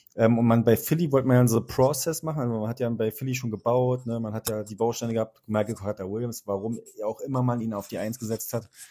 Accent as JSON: {"language": "German", "region": "Berlin", "country": "Germany", "said": "als Berliner"}